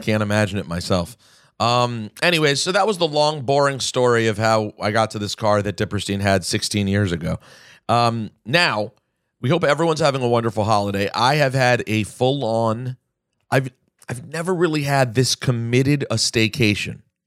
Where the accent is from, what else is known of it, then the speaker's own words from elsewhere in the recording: Maryland, United States; moved away; my hometown